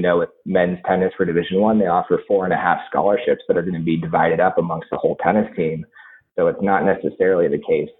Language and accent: English; San Diego, California, United States; moved away as an adult; I'm originally from San Diego, so I competed in Southern California junior tennis tournaments.